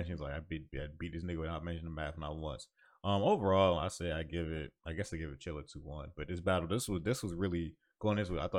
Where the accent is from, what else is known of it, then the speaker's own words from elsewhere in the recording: New Jersey, United States; I'm from Jersey. This is what we call it.